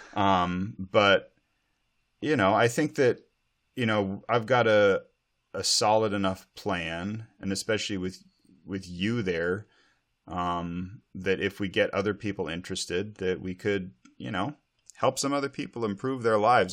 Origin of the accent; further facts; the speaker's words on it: Montana, United States; now in Snohomish County, Washington, United States; as a kid growing up in Montana